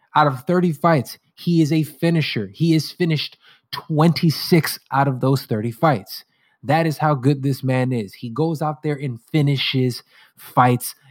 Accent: United States; as an American

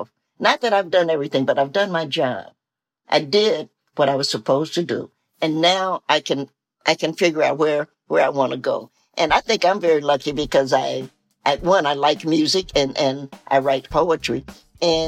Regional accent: Tennessee, United States; I'm a Southerner, I'm a Tennessean

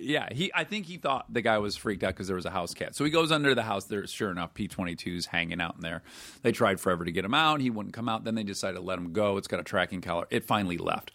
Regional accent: Detroit, Michigan, United States; I'm from Detroit, where it is gray eight months of the year

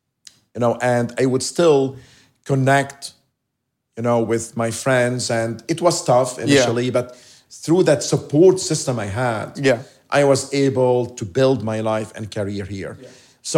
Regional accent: Lebanon; now in United States; I love living here. I love being American. Mm-hmm. I'm still Lebanese. Yeah. I go back to Lebanon to see my family.

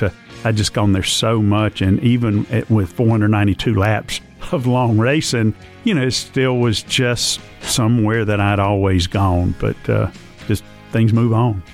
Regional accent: Concord, North Carolina, United States; growing up in Concord and going to the track

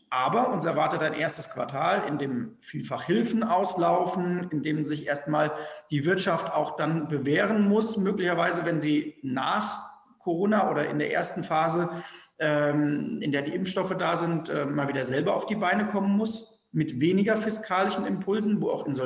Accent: North Rhine-Westphalia, Germany; ich komme aus dem Rheinland, bei, bei uns sagt man, dumm schwätzen zu lassen.

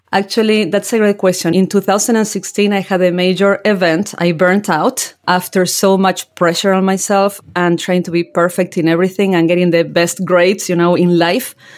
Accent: General Belgrano, Buenos Aires Province, Argentina; moved away as an adult; now in New Jersey, United States; I grew up in General Belgrano, that is a very small rural town in Argentina

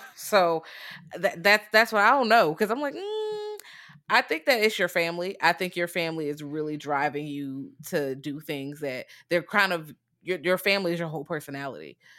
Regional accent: United States; I'm American

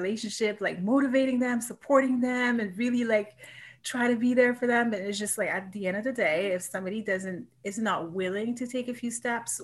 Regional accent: Montreal, Quebec, Canada; moved away as an adult; also born or lived in Vancouver; I was born and raised in Montreal, right? That's where all my friends and family are

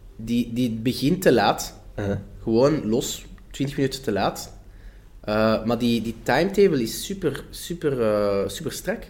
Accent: Flanders, Belgium; accent: Flemish

